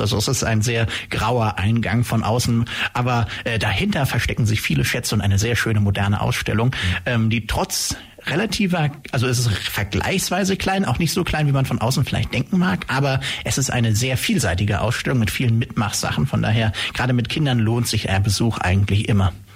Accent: Langenau, Baden-Württemberg, Germany; also born or lived in Hamburg / Stuttgart; geboren in Hamburg, aber hier in der Ulmer Gegend aufgewachsen, eigentlich mehr oder weniger aus Langenau

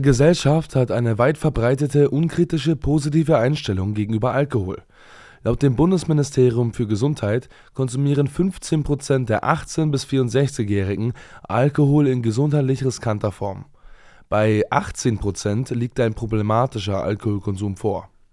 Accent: Germany; hier bei uns in Deutschland

